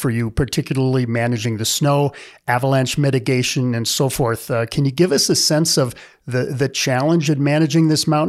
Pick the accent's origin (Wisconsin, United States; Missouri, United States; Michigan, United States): Wisconsin, United States; now in Utah, United States; I remember growing up in Wisconsin